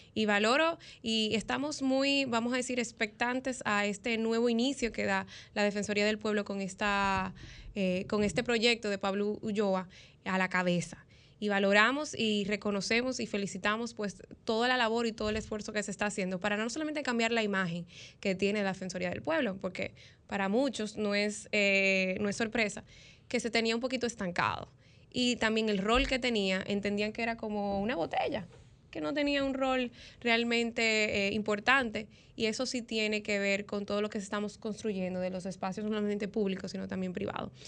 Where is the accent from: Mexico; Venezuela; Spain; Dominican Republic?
Dominican Republic; nosotros como República Dominicana